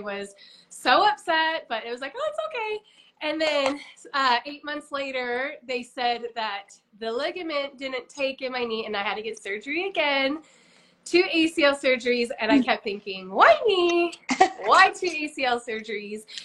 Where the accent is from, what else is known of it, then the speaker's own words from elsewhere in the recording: Utah, United States; I was born and raised here in Utah.